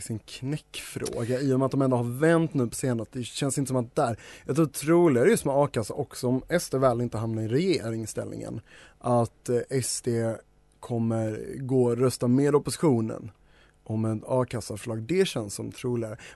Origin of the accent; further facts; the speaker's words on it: Denmark; now in Sweden; när jag säger vi så menar jag mitt hemland ish, eh, Danmark.